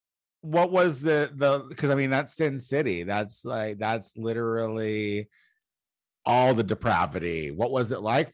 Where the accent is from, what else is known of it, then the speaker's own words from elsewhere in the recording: Midwest, United States; Like, I'm from the Midwest. My brother calls a dog a dog.